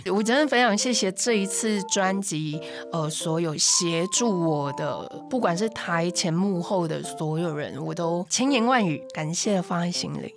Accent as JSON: {"language": "Chinese", "region": "Nantou County", "country": "Taiwan", "moved": "yes", "lives_now": "Taipei, Taiwan", "said": "我不是台北人，所以我是南投人，我自己一个人为了音乐理想就是到台北来"}